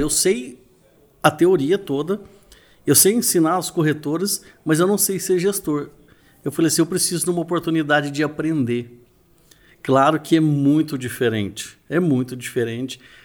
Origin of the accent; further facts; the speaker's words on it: Uberlândia, Minas Gerais, Brazil; Sou de Uberlândia, Minas Gerais, a cidade do Triângulo Mineiro